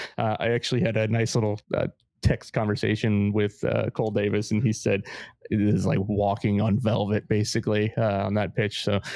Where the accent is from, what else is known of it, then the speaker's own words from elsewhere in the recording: Wales, United Kingdom; I mean, as a Welshman, you could say your lads played well